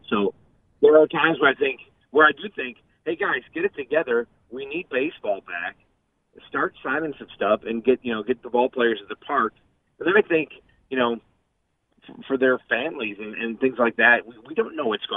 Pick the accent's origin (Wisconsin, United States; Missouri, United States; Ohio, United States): Wisconsin, United States; Greendale; I grew up in Greendale